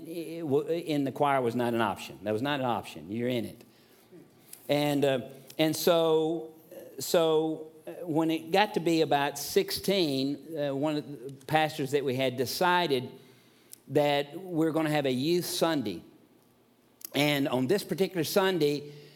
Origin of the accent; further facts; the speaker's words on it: the South, United States; Growing up in the South, my parents were Methodists